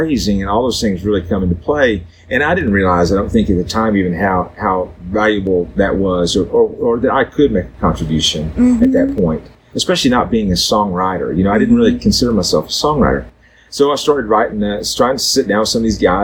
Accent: Southeast Missouri, United States; moved away; also born or lived in Nashville; growing up in Southeast Missouri, it was in a very musical family

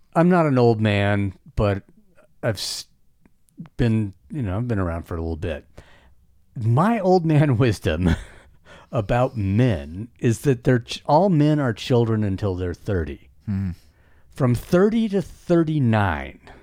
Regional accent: the West, United States; I was born and raised in the West

